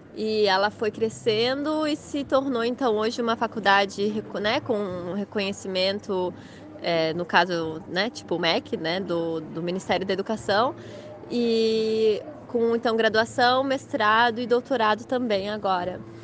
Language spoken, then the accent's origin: Portuguese; Blumenau, Santa Catarina, Brazil; moved away as an adult; now in Germany; eu sou natural de Blumenau, de Santa Catarina